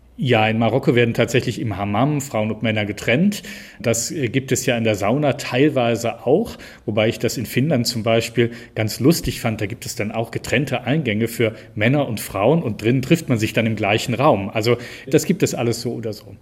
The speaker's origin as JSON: {"language": "German", "town": "Cologne", "region": "North Rhine-Westphalia", "country": "Germany", "tie": "born or raised there", "also_born_or_lived": "Bergisches Land", "said": "ich komme ja gebürtig aus Köln"}